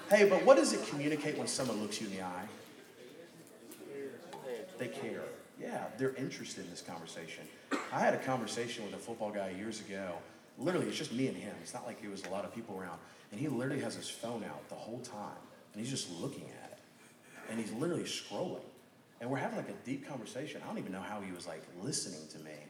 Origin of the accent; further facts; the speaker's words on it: Birmingham, Alabama, United States; it's so cool getting to meet some of you guys because you're from Birmingham. It's like, well, I'm from Birmingham. Boom, connection.